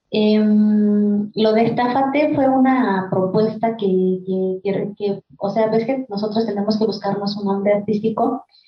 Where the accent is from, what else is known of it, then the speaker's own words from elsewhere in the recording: Huautla de Jiménez, Oaxaca, Mexico; first language Mazatec; Spanish is a second language; moved away; yo soy del, originaria de la comunidad que se llama Barranca Seca, Huautla de Jiménez, Oaxaca